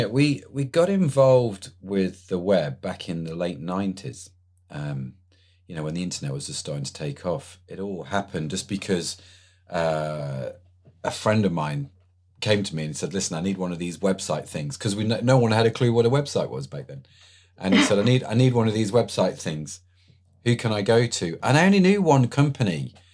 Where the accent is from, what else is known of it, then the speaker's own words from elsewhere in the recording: England, United Kingdom; Obviously, I'm English, so I'm gonna I'm gonna go with Lewis.